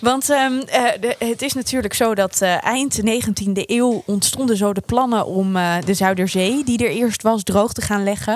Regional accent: Apeldoorn, Gelderland, Netherlands; ik kom uit Apeldoorn

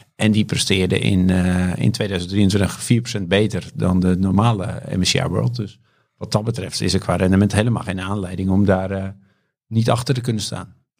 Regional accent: Volendam, North Holland, Netherlands; geboren en getogen in Volendam

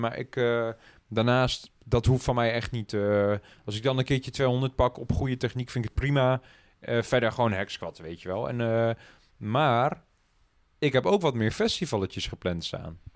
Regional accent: Netherlands; voor ons als Nederlanders

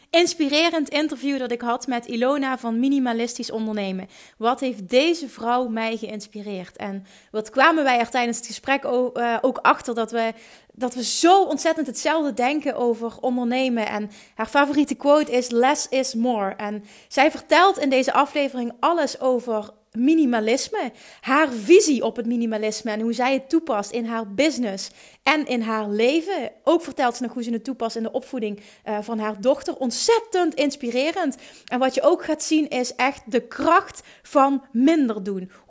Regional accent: Friesland, Netherlands; now in Arnhem, Netherlands; Eh, in Friesland.

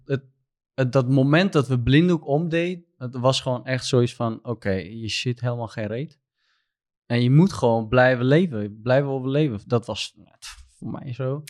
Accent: Southeast Turkey, Turkey; Dutch is a second language; moved away as an adult; now in Netherlands; ik kom uit Turkije. Ik ben een Koerd. Eh, ik kom uit Zuidoost-Turkije. en ik woon hier in Nederland sinds 2019 oktober.

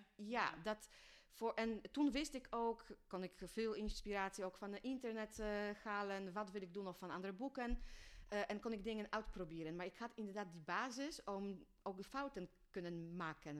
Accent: Poland; Dutch is a second language; moved away as an adult; now in Netherlands; ik kom oorspronkelijk uit Polen, maar ben in 2009 eh, eh, naar Nederland eh, verhuisd voor de liefde

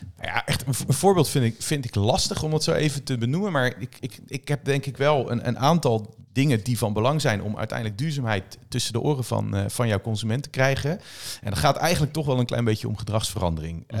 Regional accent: Netherlands; wij als Nederlander

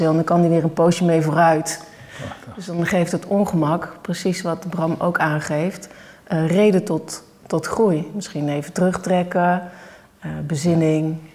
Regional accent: Oisterwijk, North Brabant, Netherlands; born there; Oosterwijk. Mijn geboortedorp.

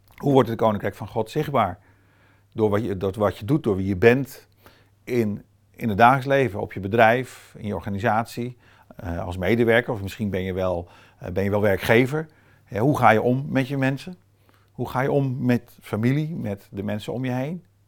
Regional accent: Brazil; now in Netherlands; Met mijn eh, toch semi-allochtone achtergrond, opgegroeid in Brazilië

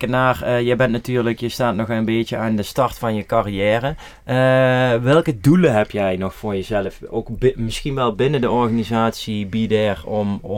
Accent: Netherlands; En vooral als Nederlander.

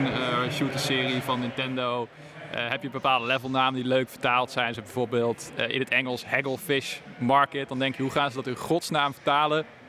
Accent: Netherlands; wij toch als Nederlanders onze eigen taal

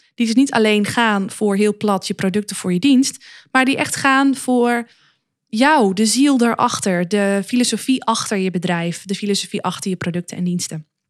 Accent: Luttelgeest, Flevoland, Netherlands; moved away; also born or lived in Zwolle; ik kom oorspronkelijk uit de Noordoostpolder, een plaatsje genaamd Luttelgeest.

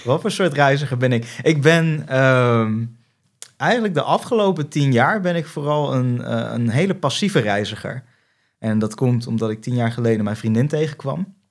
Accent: Netherlands; accent: Dutch; mijn Nederlands accent

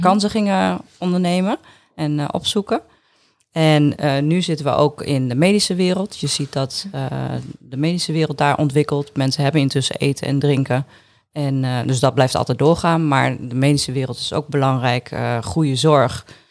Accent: Groningen, Netherlands; also born or lived in Appingedam; ik ben in Groningen geboren

